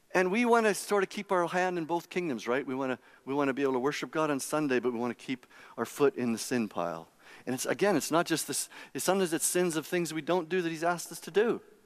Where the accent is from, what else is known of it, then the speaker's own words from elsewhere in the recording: Saskatchewan, Canada; I grew up in Saskatchewan, and it's not like Calgary